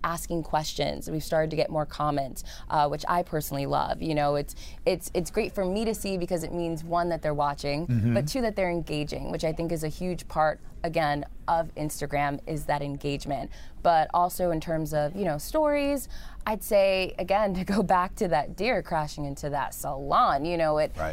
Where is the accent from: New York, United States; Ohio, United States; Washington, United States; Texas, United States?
New York, United States; New York City; also born or lived in Harlem, New York City; Native New Yorker through and through. I was born and raised in the Bronx, in the boogie down Bronx.